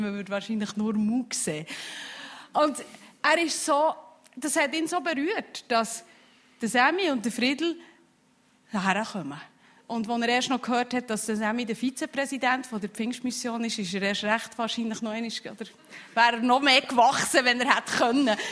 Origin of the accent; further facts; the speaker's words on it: Switzerland; als Schweizer